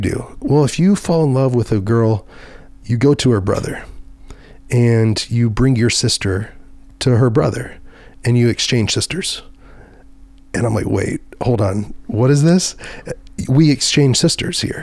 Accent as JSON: {"language": "English", "town": "Dallas", "region": "Texas", "country": "United States", "said": "I was from Dallas Fort Worth"}